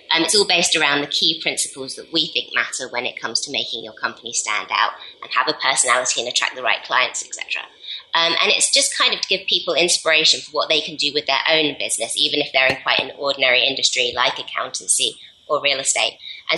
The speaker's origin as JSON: {"language": "English", "country": "United Kingdom", "said": "because, well, we're British, and so we're never going to be that great at it."}